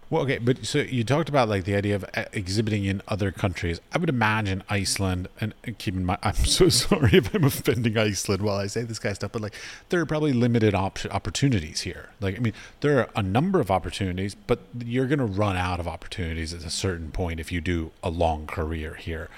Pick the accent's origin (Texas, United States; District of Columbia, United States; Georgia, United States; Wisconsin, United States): District of Columbia, United States; Washington; moved away as an adult; also born or lived in United Arab Emirates; I grew up in Washington, D.C.